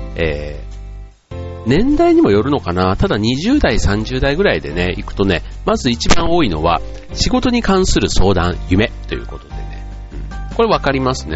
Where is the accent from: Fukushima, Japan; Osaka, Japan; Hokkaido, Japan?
Osaka, Japan; 自分のね、出身地というか、僕なんか大阪出身で